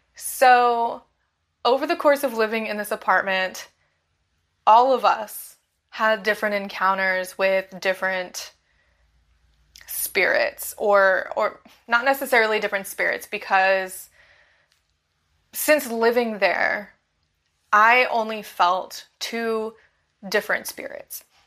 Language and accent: English; Bakersfield, California, United States; moved away as an adult; now in Florida, United States; my hometown, Bakersfield, California